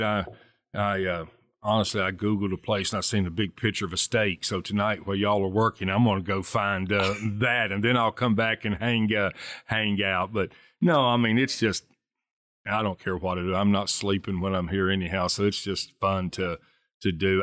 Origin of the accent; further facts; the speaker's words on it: Southern West Virginia, United States; growing up in Southern West Virginia